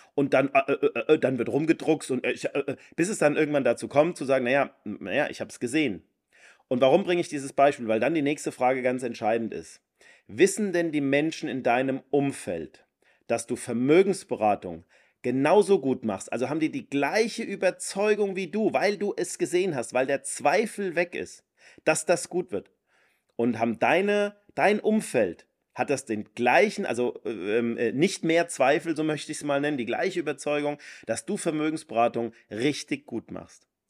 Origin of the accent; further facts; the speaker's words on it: Rhine-Main area, Germany; wo ich herkomme, im, im Rhein-Main-Gebiet